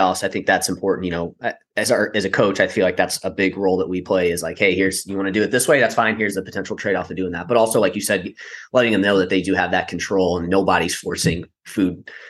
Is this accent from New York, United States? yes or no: no; St. Louis, Missouri, United States; I'm from St. Louis.